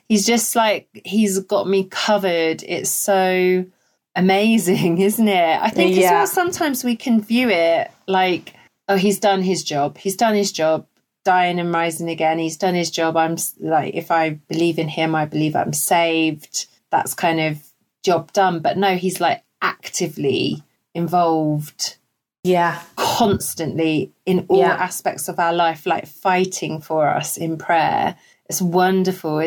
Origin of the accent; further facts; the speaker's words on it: United Kingdom; We're so British